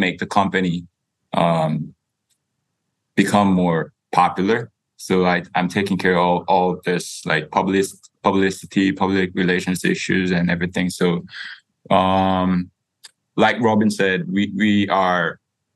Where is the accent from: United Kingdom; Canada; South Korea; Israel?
South Korea; moved away as an adult; also born or lived in United States; I was born and raised in Korea the whole time. And then I went to the States for college.